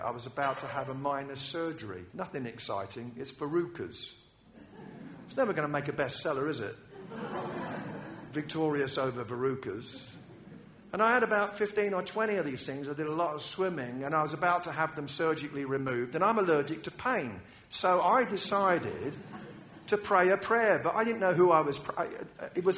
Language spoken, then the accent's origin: English; United Kingdom; I'm British